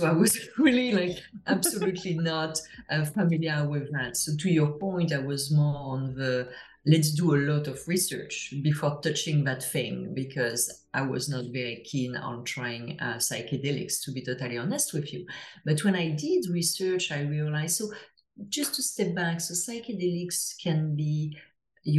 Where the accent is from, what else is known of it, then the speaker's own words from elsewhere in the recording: France; English is a second language; now in Toronto, Canada; you can hear to my accent, I'm from France originally, but I live in Toronto